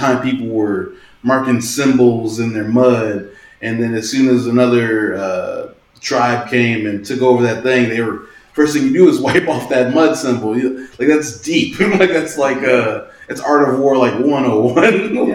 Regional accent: Stone Mountain, Georgia, United States; I'm from Stone Mountain

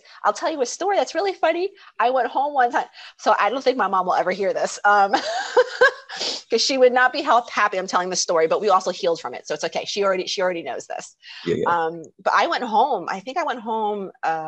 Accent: South New Jersey, United States; moved away as an adult; now in France; I'm from South New Jersey, and I moved to France, to Europe 12 years ago.

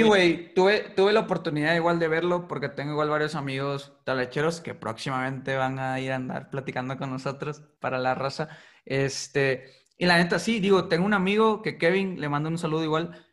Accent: Putla Villa de Guerrero, Oaxaca, Mexico; somos originarios de Putla Vía de Guerrero, que es una comunidad muy chica

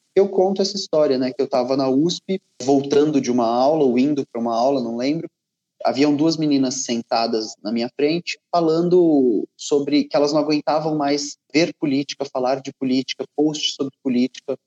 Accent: Ribeirão Preto, São Paulo, Brazil; moved away; also born or lived in Rio de Janeiro; eu sou natural de Ribeirão Preto, que é no interior de São Paulo

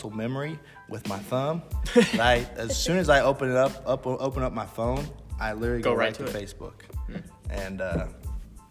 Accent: United States; as an American.

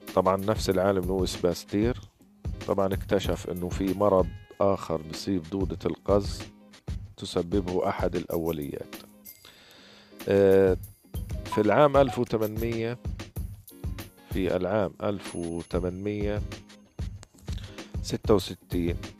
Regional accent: Gaza, Gaza Strip, Palestine; من فلسطين غزة

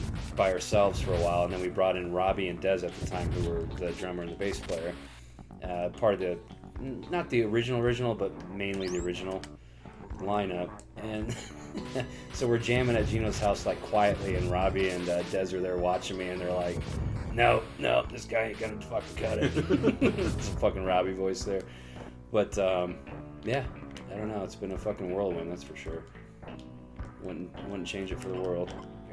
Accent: Indiana, United States; moved away; Yeah, so I moved out here in 2006 from Chicagoland area, Northwest Indiana, and when I moved out here, I joined like a metal band for a while with my buddies.

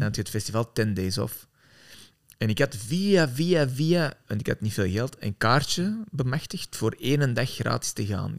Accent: Antwerp, Flanders, Belgium; ik ben zelf van Antwerpen

